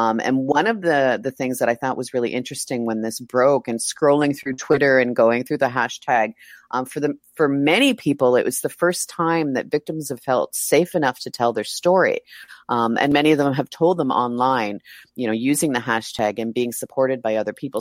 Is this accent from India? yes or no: no; Mississauga, Ontario, Canada; moved away as an adult; also born or lived in Toronto; now in Buenos Aires, Argentina; I grew up in a suburb of Toronto, Mississauga.